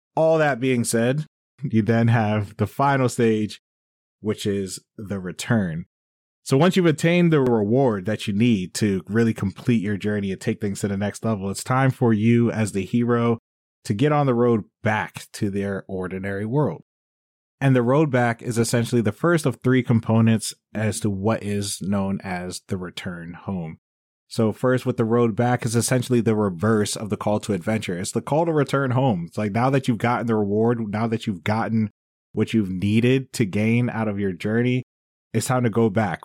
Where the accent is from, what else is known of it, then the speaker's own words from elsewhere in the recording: Maryland, United States; moved away as an adult; also born or lived in Bangkok, Thailand; that's what my home world is, Maryland or the U S. right? Because I'm an American, I grew up here